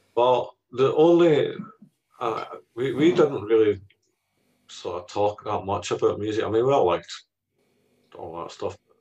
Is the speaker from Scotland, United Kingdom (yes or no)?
yes; Scotland, United Kingdom; one of the defining characteristics of being Scottish